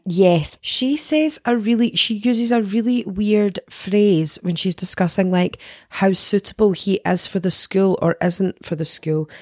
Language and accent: English; Denny, Scotland, United Kingdom; I'm from Denny